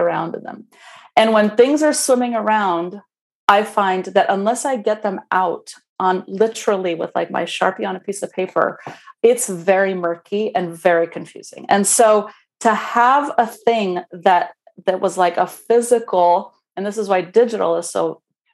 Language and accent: English; Romania; English is a second language; moved away; as a baby 10-year-old in communist Romania